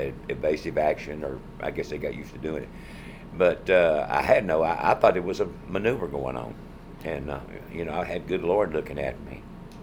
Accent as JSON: {"language": "English", "region": "North Carolina", "country": "United States", "said": "And so I'm from North Carolina."}